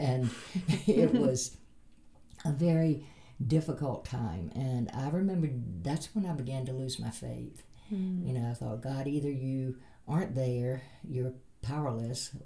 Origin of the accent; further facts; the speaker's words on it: the South, United States; moved away; I grew up in the South